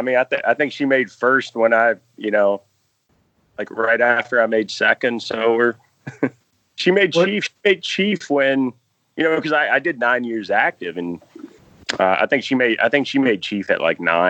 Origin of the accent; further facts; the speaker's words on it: Charlottesville, Virginia, United States; Charlottesville, Virginia.